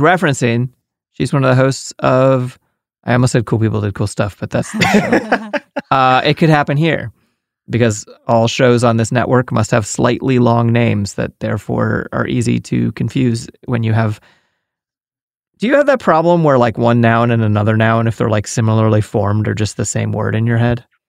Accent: United States; as an American, I grew up knowing where Canada and Mexico are

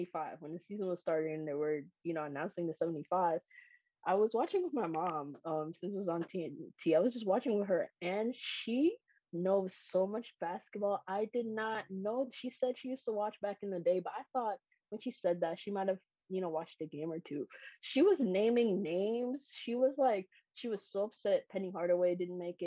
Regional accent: Kingston, Jamaica; moved away; I grew up outside of the United States. I grew up in Jamaica

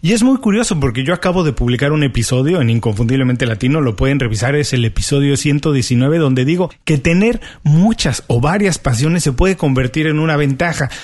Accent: Mexico; now in Miami, United States; soy mexicano

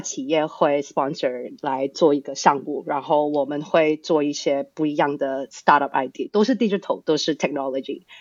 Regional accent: Australia; Chinese is a second language; now in Hong Kong; 其实我是在香港出生的，但从小呢，到大就是在国外长大的。大概嗯哼。四岁的时候 就我们家就移民到澳洲那边去

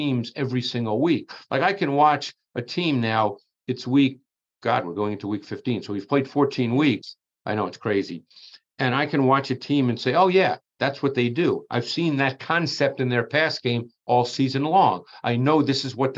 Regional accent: New York City, New York, United States; I grew up in Queens in New York

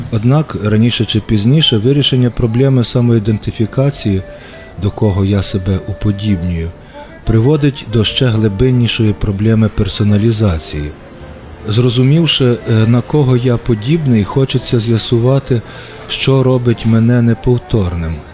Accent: Ivano-Frankivsk, Ivano-Frankivsk Oblast, Ukraine; also born or lived in Lviv; Я народився у Франківську і непомітно прожив тут майже півстоліття

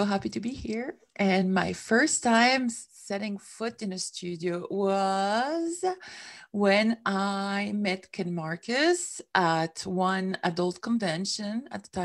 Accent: Switzerland; moved away as an adult; now in United States; I came from Switzerland, which is where I come from

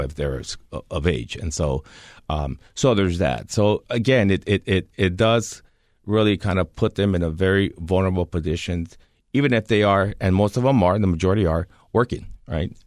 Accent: California, United States; moved away; my home state of California

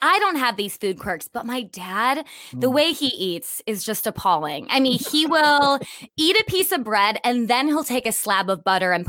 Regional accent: Wisconsin, United States; accent: Wisconsin; It's okay for me to neutralize my Wisconsin accent because mine used to be very, very strong.

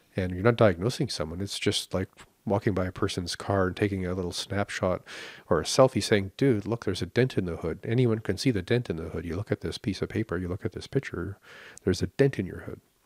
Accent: Canada; we are very entitled and very tight-fisted in Canada

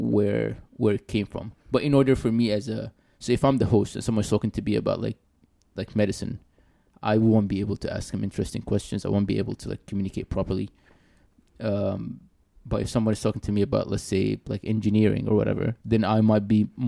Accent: Sudan; I'm from Sudan

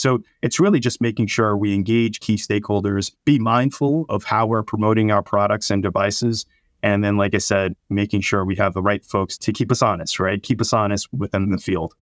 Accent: New Jersey, United States; I'm born and raised in South Jersey

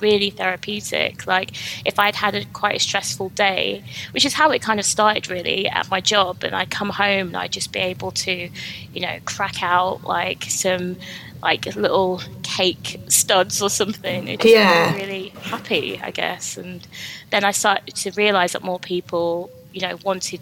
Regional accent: London, United Kingdom; moved away as an adult; now in Leeds, United Kingdom; I'm actually from London. I moved up to Leeds in 2016

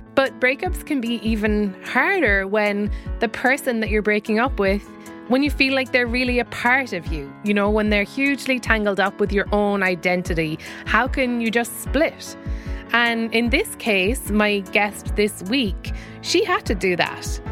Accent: Ireland; we grew up in Ireland

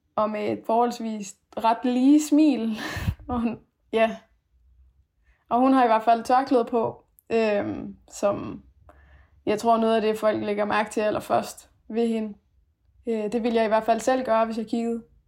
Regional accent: Denmark; born or raised there; also born or lived in Afghanistan / Aarhus, Denmark

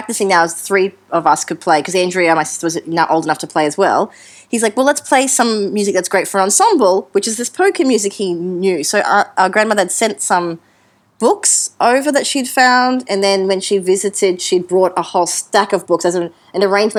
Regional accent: Brisbane, Queensland, Australia; in Queensland, Brisbane.

